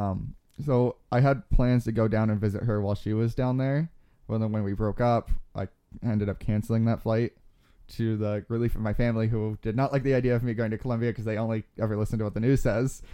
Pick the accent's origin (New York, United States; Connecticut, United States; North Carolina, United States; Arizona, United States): Arizona, United States; Globe; I grew up in Globe, Arizona, which is about, um, an hour, uh, east of where we are now.